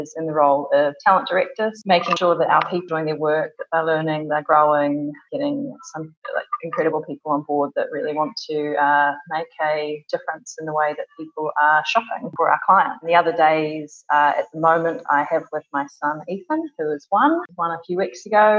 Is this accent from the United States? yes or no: no; New Zealand; moved away as an adult; now in London, United Kingdom; As you can probably tell from my accent, I'm not originally from the UK. I was born in New Zealand and moved over here with my husband nearly 4 years ago